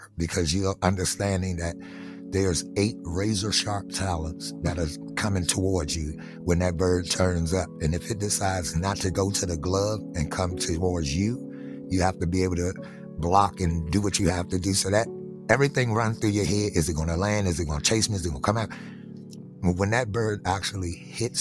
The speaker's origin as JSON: {"language": "English", "town": "Washington", "region": "District of Columbia", "country": "United States", "tie": "born or raised there", "said": "growing up in Southeast D.C."}